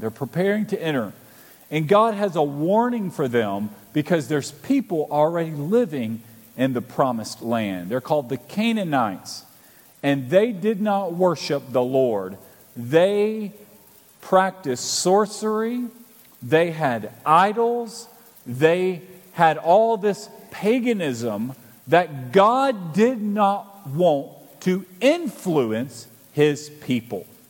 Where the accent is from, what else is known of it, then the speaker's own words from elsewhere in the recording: Alabama, United States; moved away; I'm originally from Alabama